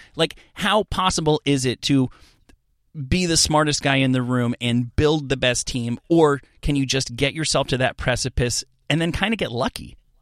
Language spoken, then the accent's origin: English; New York, United States; I'm, I'm from New York